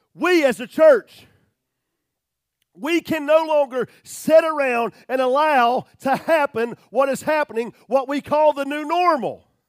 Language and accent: English; United States